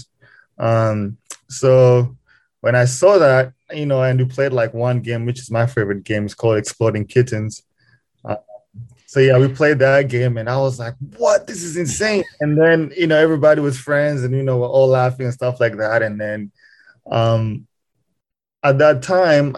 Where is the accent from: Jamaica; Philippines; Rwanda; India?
Rwanda; Kigali; moved away as an adult; now in Lincoln, United States; was born and raised in Kigali, Rwanda, which is in East Africa. I spent most of my life there, high school, all that stuff